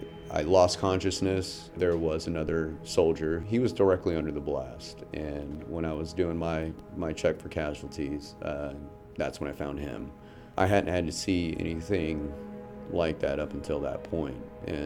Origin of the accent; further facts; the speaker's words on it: Fayetteville, North Carolina, United States; I'm a veteran from Fayetteville, North Carolina, and I support the Compassionate Care Act, Senate Bill 711.